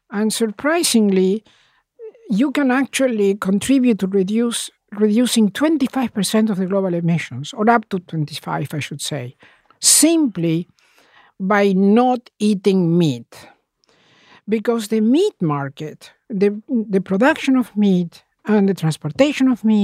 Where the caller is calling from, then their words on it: England, United Kingdom; I'm calling from England.